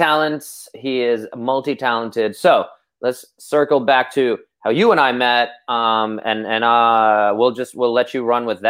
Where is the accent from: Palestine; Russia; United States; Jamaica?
United States; As an American